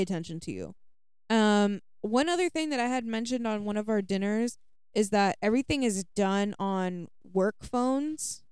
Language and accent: English; United States; being an American